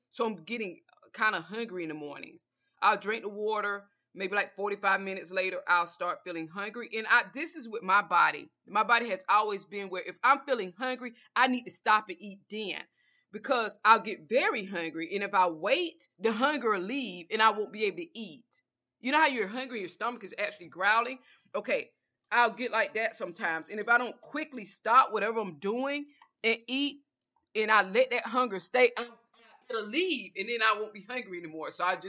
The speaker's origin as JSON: {"language": "English", "region": "the South", "country": "United States", "said": "Breakfast for me, because I'm from the South, I would always have a bowl of grits with butter and salt, a banana."}